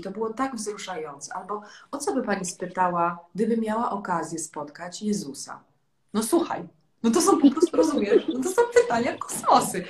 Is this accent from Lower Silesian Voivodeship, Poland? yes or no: yes; Legnica, Lower Silesian Voivodeship, Poland; moved away; która właśnie jest cały czas … z Legnicy